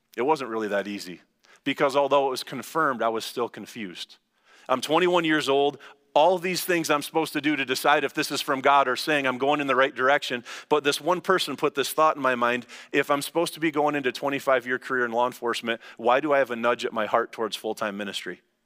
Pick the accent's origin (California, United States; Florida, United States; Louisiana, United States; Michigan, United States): Michigan, United States; Lansing; I'm from Langsberg